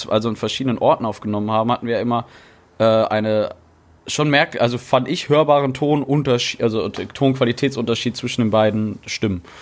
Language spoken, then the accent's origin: German; Dortmund, North Rhine-Westphalia, Germany; now in Cologne, Germany; ja, wir haben Aldi Nord {S2} bei uns, wo ich herkomme. Und hier in Köln ist ja Aldi Süd.